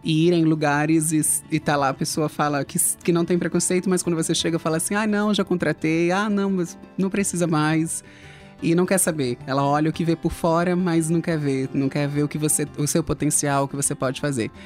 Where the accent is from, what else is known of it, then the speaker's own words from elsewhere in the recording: São Paulo, Brazil; also born or lived in Natal, Rio Grande do Norte, Brazil; Quando eu tinha 7, 8 anos, eu tive um problema de saúde e vim para São Paulo